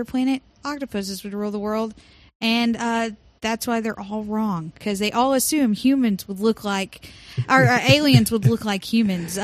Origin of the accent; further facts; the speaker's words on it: Cleburne, Texas, United States; I'm from Cleburne